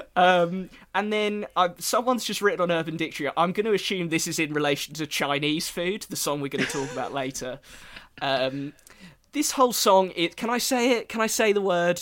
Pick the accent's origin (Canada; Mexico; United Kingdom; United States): United Kingdom; England; accent: English; my English accent.